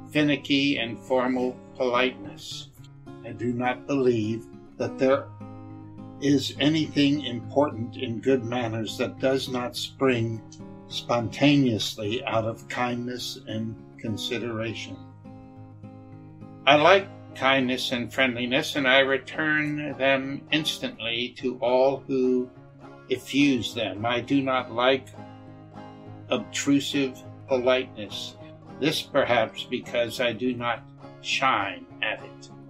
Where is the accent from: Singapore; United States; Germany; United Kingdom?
Germany; I'm more of a beer person growing up in Germany.